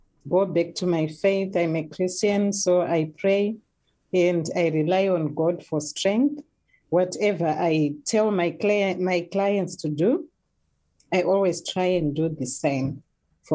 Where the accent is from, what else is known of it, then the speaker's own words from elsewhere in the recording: Zimbabwe; moved away as an adult; now in New Zealand; I'm originally from Zimbabwe.